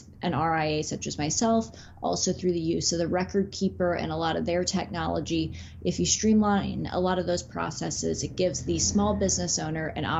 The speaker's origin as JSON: {"language": "English", "region": "Midwest", "country": "United States", "also_born_or_lived": "West Coast", "moved": "as an adult", "said": "I'm originally from the Midwest and made my way to the West Coast for law school, and then have never made my way back to the Midwest"}